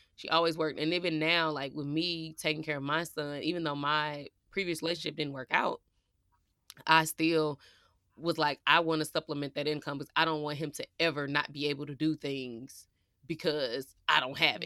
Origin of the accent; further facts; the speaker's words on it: Midwest, United States; we were raised in the Midwest